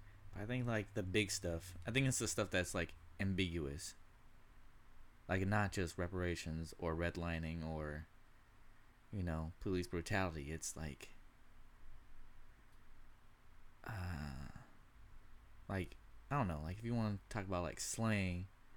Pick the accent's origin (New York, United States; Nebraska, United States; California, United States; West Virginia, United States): California, United States; You wouldn't know. I'm from California. I can get that.